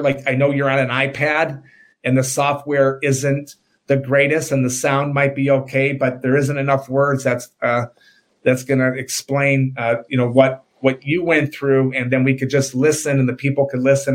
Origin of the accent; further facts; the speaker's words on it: Oak Park, United States; we grew up in Oak Park